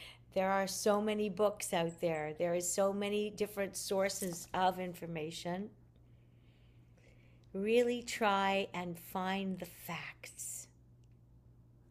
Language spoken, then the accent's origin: English; Montreal, Quebec, Canada; I'm Canadian